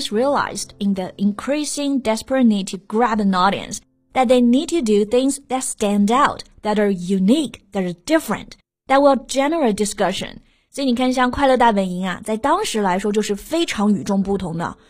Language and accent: Chinese; Hunan, China; 我们湖南人